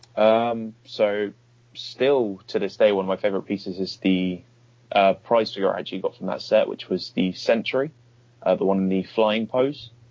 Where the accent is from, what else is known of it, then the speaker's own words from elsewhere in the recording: Bournemouth, South West England, United Kingdom; my hometown of Bournemouth, uh, which is about an hour away from London.